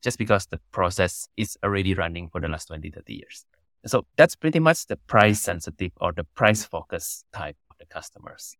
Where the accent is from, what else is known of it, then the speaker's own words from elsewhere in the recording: Banyuwangi, East Java, Indonesia; also born or lived in Canada; I was born and raised in Indonesia